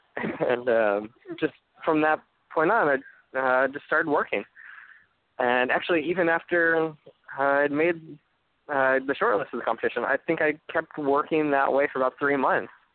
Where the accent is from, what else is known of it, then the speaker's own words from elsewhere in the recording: Fayetteville, Arkansas, United States; a architecture program at the University of Arkansas um, in my hometown